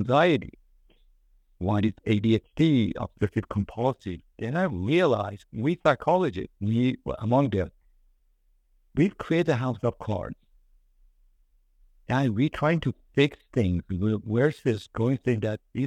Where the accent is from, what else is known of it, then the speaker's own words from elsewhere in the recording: Iran; now in United States; I am from Iranian and I came to the United States.